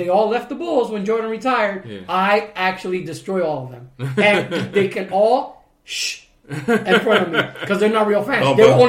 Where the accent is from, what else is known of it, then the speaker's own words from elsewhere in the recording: Santiago de los Caballeros, Santiago, Dominican Republic; Because I'm from Santiago.